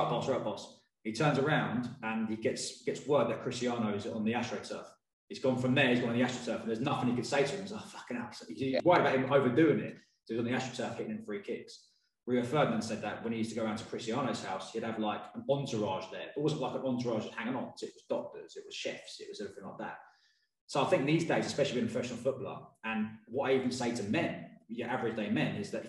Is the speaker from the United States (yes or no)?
no; Watford, East of England, United Kingdom; I'm from Watford